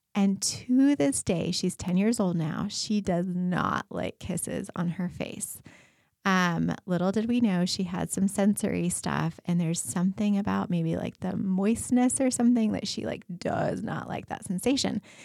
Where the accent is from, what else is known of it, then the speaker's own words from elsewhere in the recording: Colorado, United States; moved away; I grew up in Colorado, and we go back there to visit